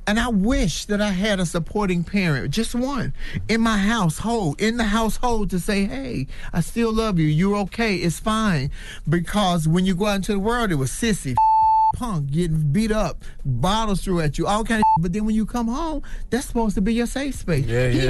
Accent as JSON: {"language": "English", "town": "Chicago", "region": "Illinois", "country": "United States", "said": "I'm from Chicago. I'm West Side. I'm straight hood all day, all night."}